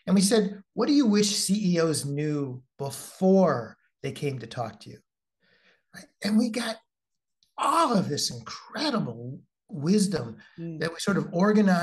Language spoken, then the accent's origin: English; Midwest, United States; I'm from the Midwest